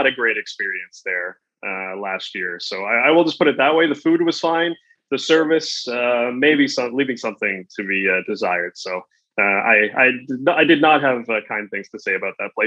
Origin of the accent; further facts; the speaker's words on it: Bradford, Ontario, Canada; my hometown of Bradford